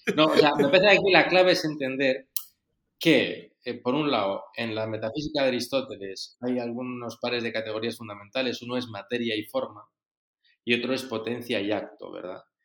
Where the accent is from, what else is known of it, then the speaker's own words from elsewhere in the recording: Spain; moved away as an adult; now in Rome, Italy; yo soy un sacerdote español que vivo desde hace bastantes años en Roma